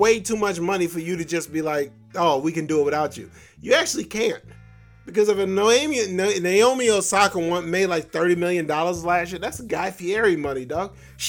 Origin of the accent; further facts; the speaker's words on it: Compton, California, United States; You know, I'm from Compton, so I will pistol whip everybody at this press conference.